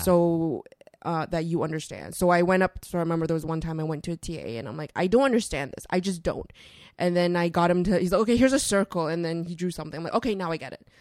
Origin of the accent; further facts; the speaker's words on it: Toronto, Ontario, Canada; also born or lived in Vancouver; I was born in Vancouver, and then we moved to Toronto when I was, uh, really, really young